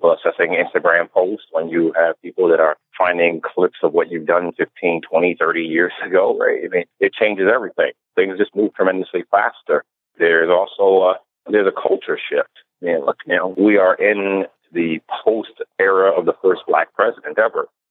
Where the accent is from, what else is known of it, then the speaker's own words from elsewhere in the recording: New York City, New York, United States; I was born in the Bronx